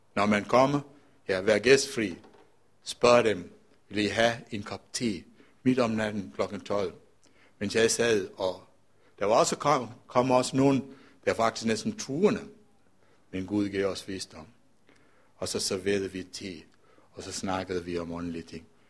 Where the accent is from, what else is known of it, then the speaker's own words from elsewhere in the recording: Colombo, Western Province, Sri Lanka; now in Denmark; jeg er født og opvokset i Colombo